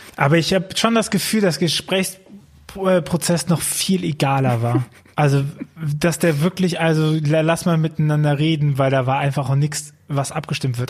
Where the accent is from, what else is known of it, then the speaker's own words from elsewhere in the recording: Archdiocese of Cologne, North Rhine-Westphalia, Germany; ich komme aus dem Erzbistum Köln